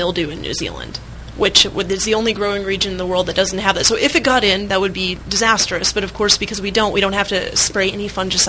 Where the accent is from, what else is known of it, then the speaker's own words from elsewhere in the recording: Michigan, United States; accent: Midwest; don't be fooled by my Midwest accent. I'm not a Kiwi. Definitely from here.